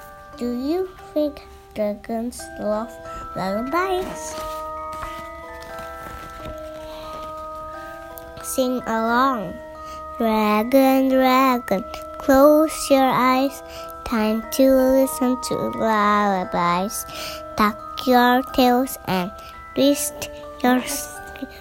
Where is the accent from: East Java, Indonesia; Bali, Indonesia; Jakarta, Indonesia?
Jakarta, Indonesia; my Jakarta, my hometown